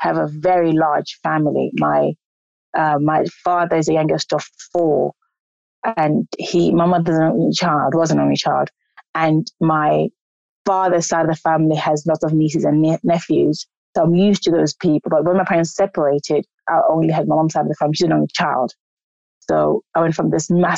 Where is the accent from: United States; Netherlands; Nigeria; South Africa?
South Africa; also born or lived in South London; now in London, United Kingdom; I was born in South Africa in a long time ago